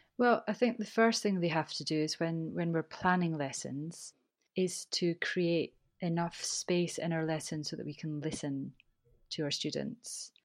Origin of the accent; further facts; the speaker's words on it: Scotland, United Kingdom; accent: Scottish; I've got a Scottish accent